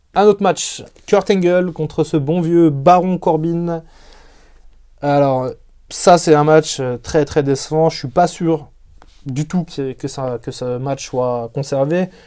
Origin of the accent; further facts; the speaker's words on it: France; chez nous en France